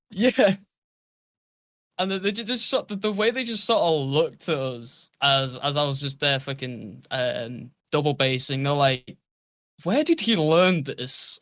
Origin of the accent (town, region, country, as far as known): United Kingdom